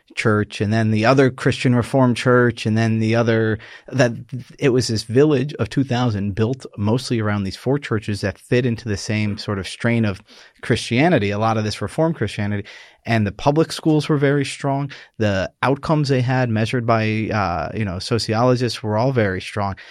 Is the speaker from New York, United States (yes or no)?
yes; New York, United States; I'm this Irish Catholic from New York